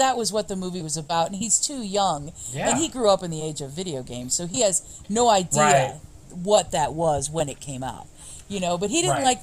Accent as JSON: {"language": "English", "region": "Ohio", "country": "United States", "said": "we are from Ohio"}